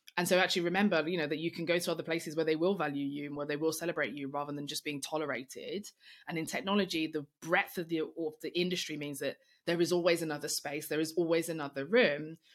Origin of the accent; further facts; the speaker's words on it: London, United Kingdom; I'm black, I'm female, I'm young, I'm from East London